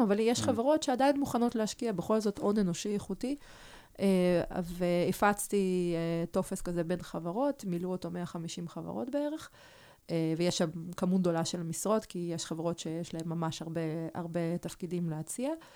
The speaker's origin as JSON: {"language": "Hebrew", "town": "Arad", "region": "Southern District", "country": "Israel", "tie": "born or raised there", "also_born_or_lived": "Kyiv, Ukraine", "second_language": "Hebrew", "said": "כשהייתי בת תשע, אז, אה, המשפחה עלתה מקייב לערד"}